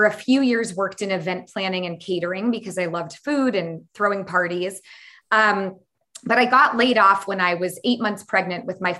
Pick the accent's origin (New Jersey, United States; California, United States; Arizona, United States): California, United States; San Francisco Bay Area; I grew up in the San Francisco Bay Area